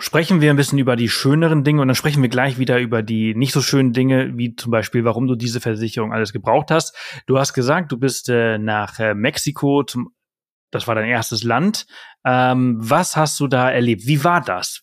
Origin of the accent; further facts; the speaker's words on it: Spain; moved away; Ich bin in Spanien aufgewachsen